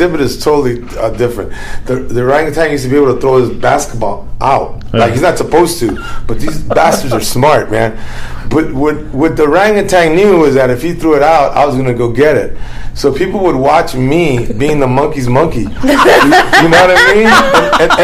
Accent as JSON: {"language": "English", "town": "Los Angeles", "region": "California", "country": "United States", "said": "a Mexican American from East"}